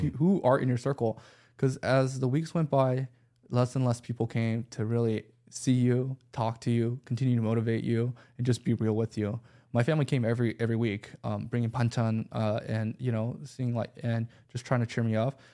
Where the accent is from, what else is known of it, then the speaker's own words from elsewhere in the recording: Buford, Georgia, United States; also born or lived in Los Angeles, California; Growing up in Beaufort, Georgia, not many options.